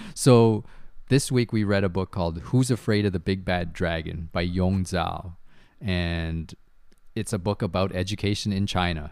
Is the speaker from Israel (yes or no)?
no; Canada; also born or lived in Taiwan; I grew up in Canada for the most part